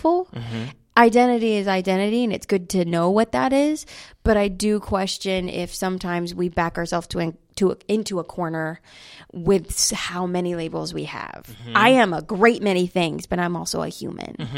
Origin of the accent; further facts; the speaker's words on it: North Carolina, United States; now in New York City, United States; I'm from North Carolina